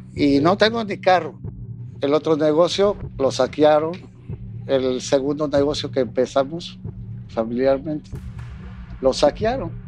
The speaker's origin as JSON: {"language": "Spanish", "town": "Acapulco", "region": "Guerrero", "country": "Mexico", "said": "Yo soy de Acapulco"}